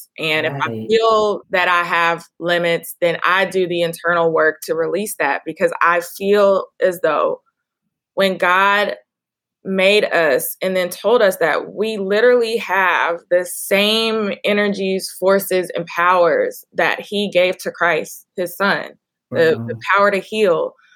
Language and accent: English; Dallas, Texas, United States; I'm now moving to open a wellness studio where I grew up in Oak Cliff